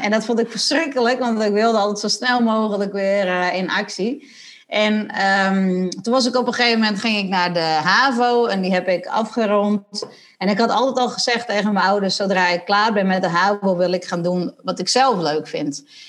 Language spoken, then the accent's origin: Dutch; Sondel, Friesland, Netherlands; ik ben, eh, geboren in Sondel. Dat ligt vlakbij Lemmer in Friesland. En, eh, ik ben ge-, groot geworden in een gezin met, eh, nog twee zussen en nog één broer